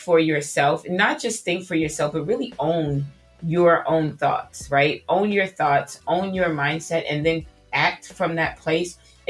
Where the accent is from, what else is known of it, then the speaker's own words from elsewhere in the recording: New York City, New York, United States; now in Atlanta, United States; I was born and raised in New York City in Queens, Southside Jamaica.